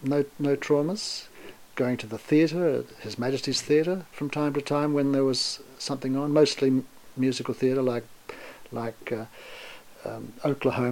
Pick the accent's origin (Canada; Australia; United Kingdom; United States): Australia; Cottesloe, Western Australia; After I moved from the Cottesloe schools into to modern school, you always travelled by train.